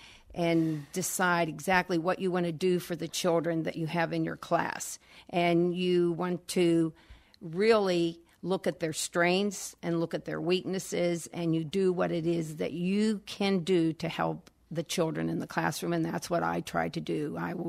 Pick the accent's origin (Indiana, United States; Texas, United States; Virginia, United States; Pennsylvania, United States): Pennsylvania, United States; Natrona Heights; Yes, I enjoyed growing up in Natrona Heights.